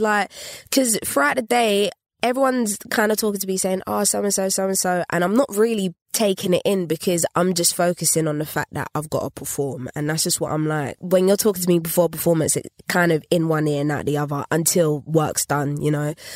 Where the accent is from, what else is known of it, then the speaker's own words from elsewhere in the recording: London, United Kingdom; North London, Highbury. Yeah, Essex Road to be exact